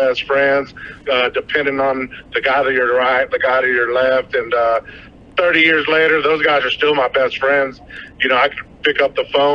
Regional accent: Odessa, Texas, United States; also born or lived in El Paso, Texas; So I moved here in third grade.

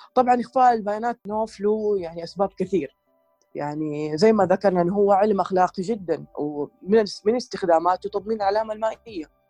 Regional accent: Saudi Arabia; عندنا في السعوديه

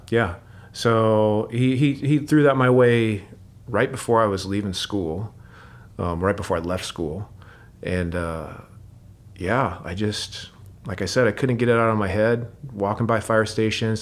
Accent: Seattle, Washington, United States; moved away as an adult; now in Portland, United States; Grew up, uh, Seattle, Washington. Um, born and raised

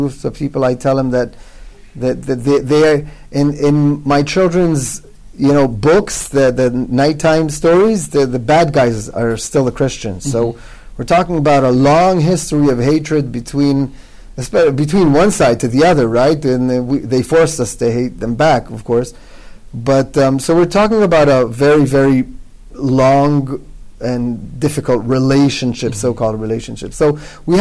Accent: Israel; English is a second language; although I'm born and bred Israeli, that's not my mother tongue, English

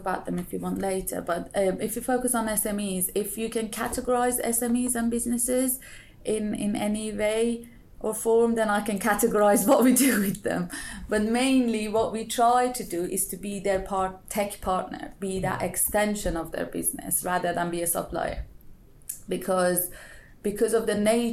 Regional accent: Iran; moved away as an adult; also born or lived in Brighton, United Kingdom; now in United Kingdom; So I'm originally from Iran. I did my bachelor in Iran.

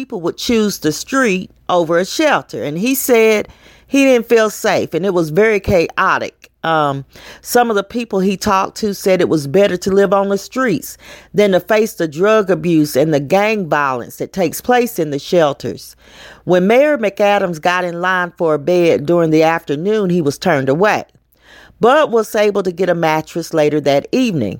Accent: Knoxville, Tennessee, United States; In Knoxville, my hometown

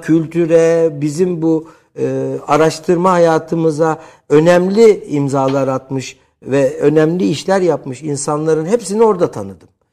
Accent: Istanbul, Turkey; Yetmişli yıllarda İstanbul Cerrahpaşa doğumluyum ki Cerrahpaşalılığı, e, özellikle, e, vurgularım.

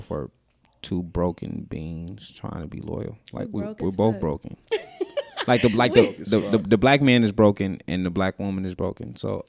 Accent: Las Vegas, Nevada, United States; We're from Vegas. We're from Vegas

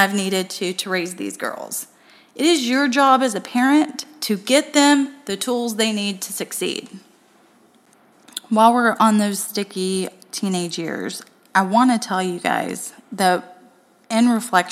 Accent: Tennessee, United States; now in Florida, United States; I'm from Tennessee

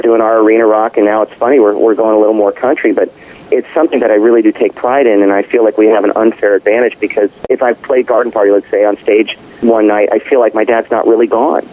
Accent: Southern California, United States; we grew up in Southern California.

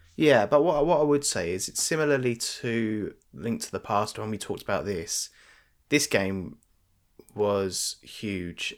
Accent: United Kingdom; we're British

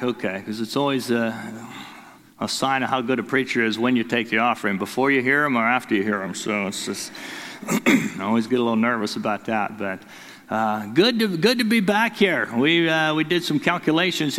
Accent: Detroit, Michigan, United States; moved away; we grew up in Detroit

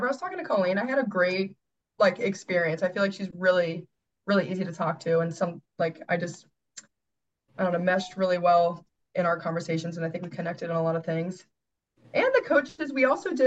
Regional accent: Cincinnati, Ohio, United States; moved away as an adult; I am from Cincinnati, Ohio

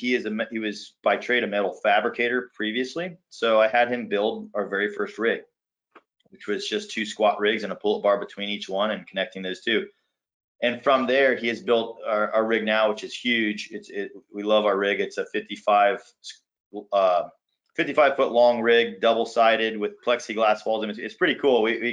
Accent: Ohio, United States; moved away; also born or lived in Florida; I'm from Ohio, so it's kind of my hometown-ish, very close to where I grew up

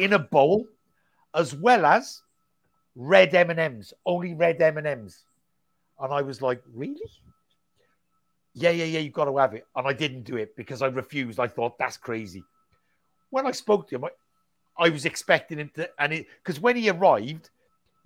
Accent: United Kingdom; as British promoters

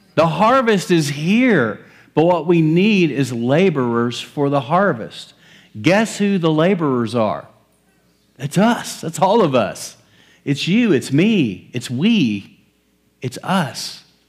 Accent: West Texas, United States; I grew up in West Texas, middle of cotton fields

